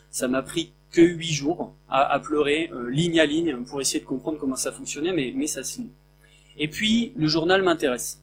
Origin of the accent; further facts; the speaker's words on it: Picardy, Hauts-de-France, France; je viens d'un village de Picardie de 400 habitants